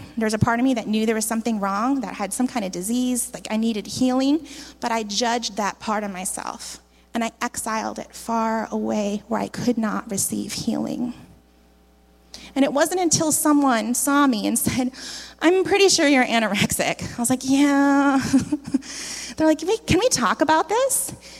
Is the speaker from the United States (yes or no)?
no; Philippines; moved away as an adult; I came from the Philippines where I had grown up